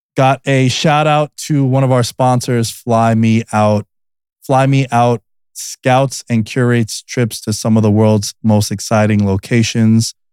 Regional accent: New York, United States; It's my hometown 'cause that's all I'm from New York

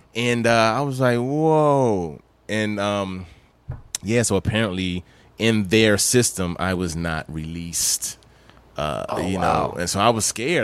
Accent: Maryland, United States; also born or lived in Bahamas; I was born in the Bahamas, but I was raised in Maryland. So I, grew up in Maryland

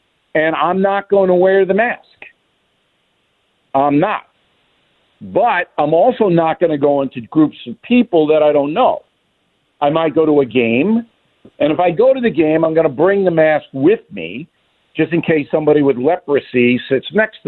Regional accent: Levittown, New York, United States; also born or lived in Manhattan, New York; I was born in Manhattan, and I was raised in Levittown, as you guys know. And I know this city as well as any human being on the earth.

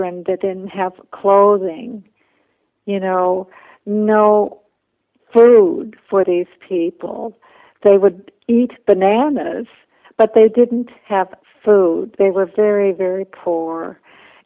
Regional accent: Minnesota, United States; also born or lived in Bolivia; I went to school full-time to the University of Minnesota, but I also worked full-time, so I lived at home

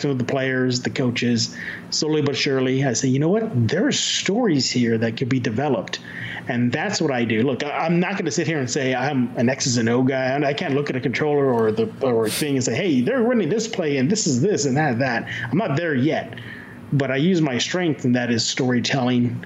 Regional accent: San Antonio, Texas, United States; moved away as an adult; now in New York City, United States; I'm born and raised in San Antonio.

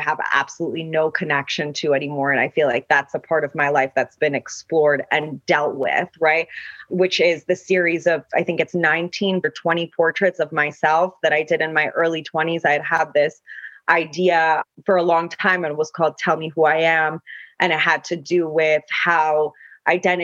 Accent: Kabul, Afghanistan; moved away; also born or lived in the West (United States); friends of mine that I grew up with in Kabul

